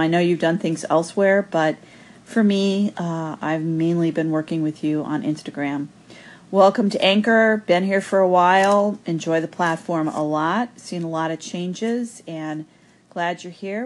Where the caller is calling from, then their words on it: Buffalo, New York, United States; I'm calling in from Buffalo, New York.